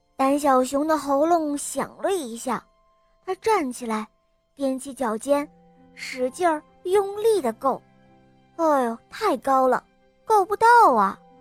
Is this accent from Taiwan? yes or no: no; Heilongjiang, China; 我来自黑龙江，我今年四岁了